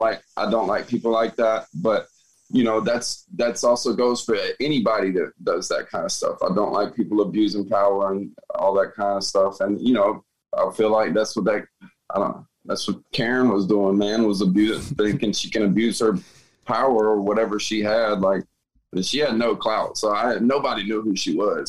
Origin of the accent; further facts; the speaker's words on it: Atlanta, Georgia, United States; also born or lived in Woodstock, Georgia / Marietta, Georgia / Decatur, Georgia; now in Tampa, United States; I'm actually originally from Atlanta